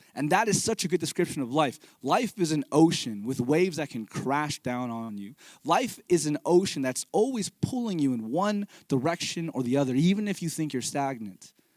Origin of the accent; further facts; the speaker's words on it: Fremont, California, United States; moved away as an adult; also born or lived in Pleasanton; I'm a Bay Area native. I grew up here in the East Bay, uh, Fremont and Pleasanton